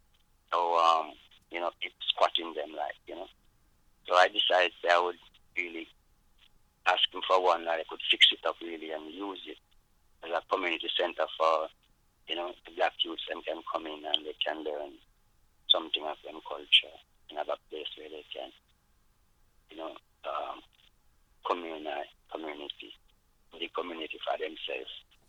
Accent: Luton, East of England, United Kingdom; And growing up in Luton, still there was nothing really for the black, you know, coming from Jamaica, you know, and it's like something was missing in England, really, you know.

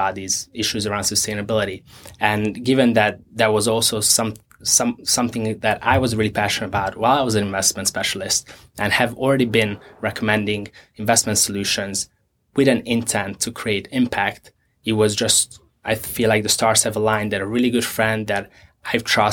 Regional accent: Hungary; now in United States; I'm originally from Hungary. My parents, my family is still there

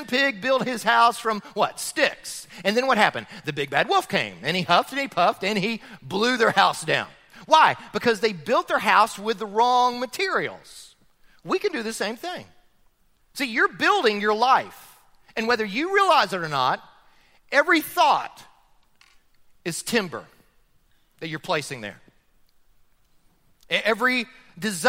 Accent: Florida, United States; now in Chattanooga, United States; I grew up in Florida

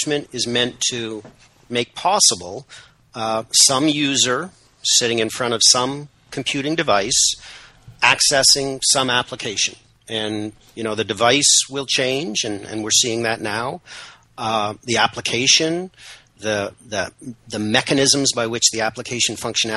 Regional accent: Canada; I'm Canadian, proudly so, if somewhat apologetically

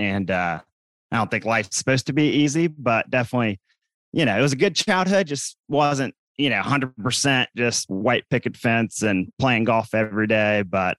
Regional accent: Raleigh, North Carolina, United States; So I live in Raleigh, North Carolina. I'm born and raised here. So a lot of people moving here, but I'm one of the few that have been here for a long time.

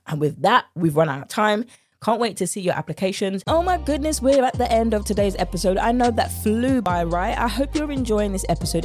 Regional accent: United Kingdom; accent: British; my British accent

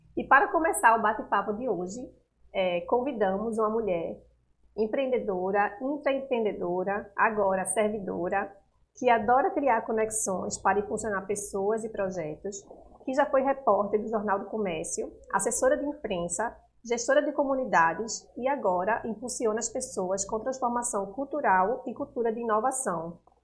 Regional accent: Natal, Rio Grande do Norte, Brazil; moved away; lá em Natal, que eu sou de lá, sou potiguar

